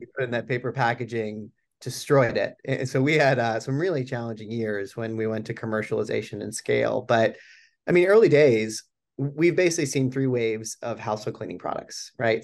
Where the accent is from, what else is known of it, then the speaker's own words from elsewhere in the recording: Boulder, Colorado, United States; moved away as an adult; I'm born and raised in Boulder, Colorado